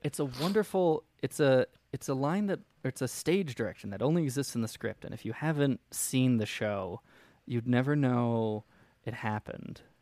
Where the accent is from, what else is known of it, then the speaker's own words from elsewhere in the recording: United States; July fourth is a weird holiday for me. being an American